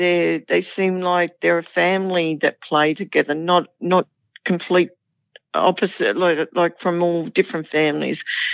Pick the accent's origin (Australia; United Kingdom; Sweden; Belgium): Australia; Sydney, New South Wales; also born or lived in Randwick; I grew up in Campsie